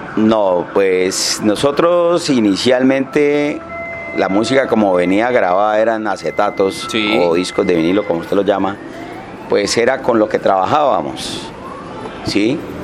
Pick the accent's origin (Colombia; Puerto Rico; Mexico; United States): Colombia; Bucaramanga, Santander; yo soy aquí de Bucaramanga